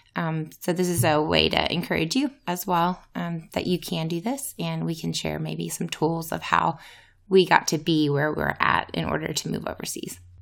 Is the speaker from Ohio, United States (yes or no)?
no; Louisiana, United States; moved away; I'm from Louisiana originally.